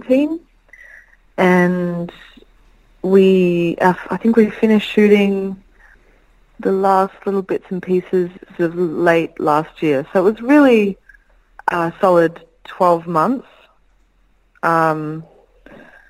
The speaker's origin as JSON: {"language": "English", "town": "Brisbane", "region": "Queensland", "country": "Australia", "tie": "born or raised there", "said": "growing up in Brisbane"}